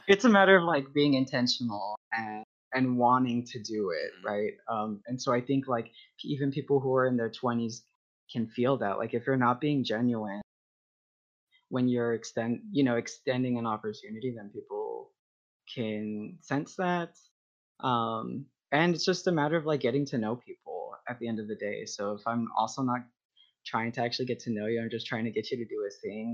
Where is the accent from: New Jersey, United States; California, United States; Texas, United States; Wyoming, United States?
Texas, United States; now in Ohio, United States; I'm from Texas